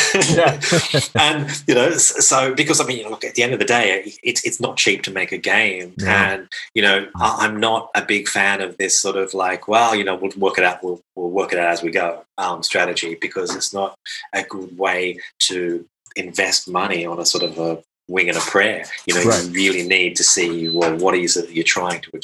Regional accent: Australia; now in Krakow, Poland; I come from Australia originally

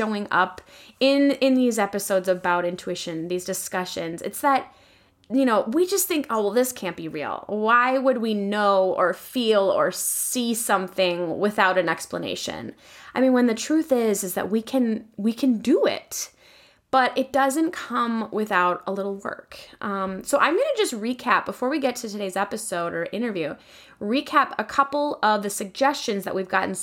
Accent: Sauk Centre, Minnesota, United States; my hometown of Sauk Center, Minnesota

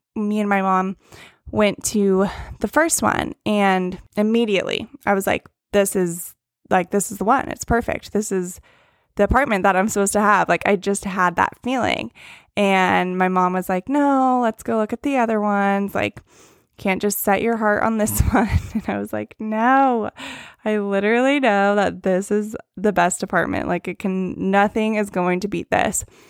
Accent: Northern California, United States; moved away as an adult; now in Huntington Beach, United States; I am from Northern California, and then I moved out to the Orange County area about a year and a half ago now

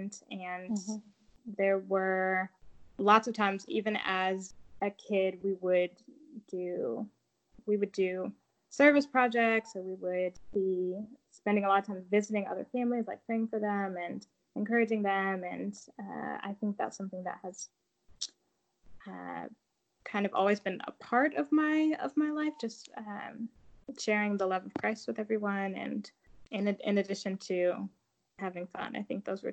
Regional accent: Flossmoor, Illinois, United States; also born or lived in Connecticut; I was born in Connecticut, and I was raised in Illinois. I grew up one of five kids to a pastor and his wife. So there's seven of us total. And so I grew up in a town called Flossmoor

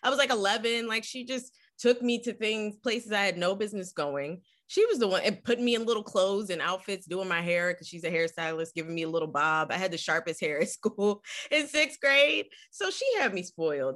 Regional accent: Philadelphia, Pennsylvania, United States; moved away; growing up in West Philly was incredible

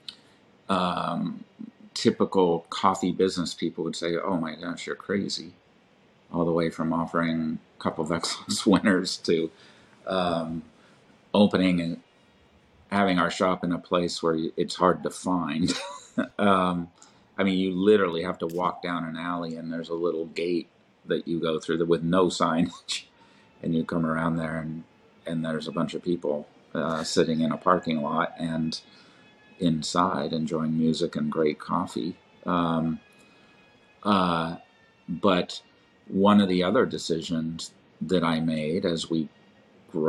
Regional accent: Manhattan Beach, California, United States; Manhattan Beach, which is my hometown

